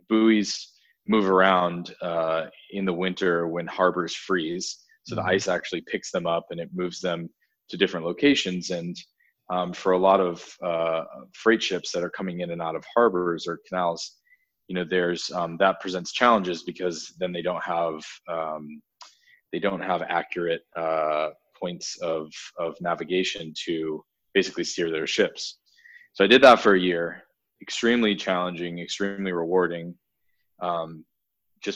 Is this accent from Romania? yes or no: no; Massachusetts, United States; I grew up in Massachusetts, and I was in, I lived in a very rural blue collar town